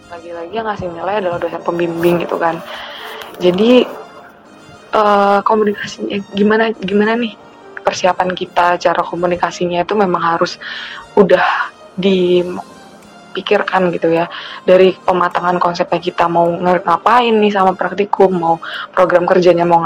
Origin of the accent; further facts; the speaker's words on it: East Kalimantan, Indonesia; kebetulan aku dari Kalimantan Timur kalau yang belum tahu hai teman-teman Kalimantan Timur